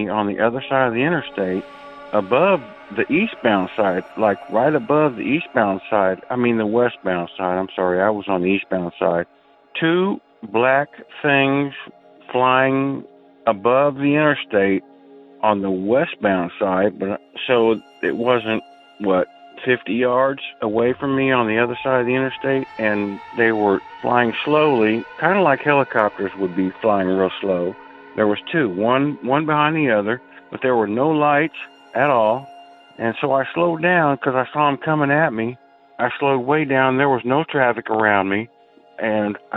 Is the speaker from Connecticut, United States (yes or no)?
no; Indianapolis, Indiana, United States; I'm from Indiana, Indianapolis specifically